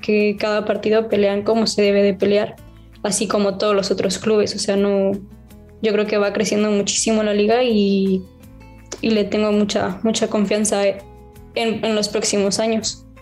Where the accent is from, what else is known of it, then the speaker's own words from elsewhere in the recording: Mexico; moved away as an adult; now in Spain; soy de, soy de México, vengo a España